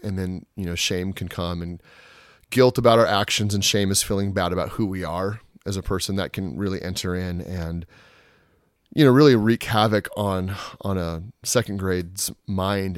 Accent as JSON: {"language": "English", "town": "Juneau", "region": "Alaska", "country": "United States", "tie": "born or raised there", "also_born_or_lived": "Portland", "moved": "yes", "said": "born and raised in Alaska"}